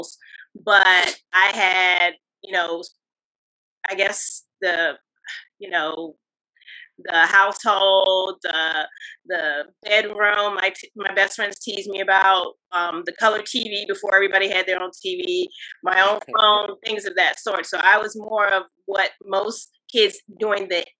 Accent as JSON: {"language": "English", "town": "Washington", "region": "District of Columbia", "country": "United States", "tie": "born or raised there", "said": "I grew up here in the DMV area, specifically Washington, D.C., Upper Northwest Washington, D.C."}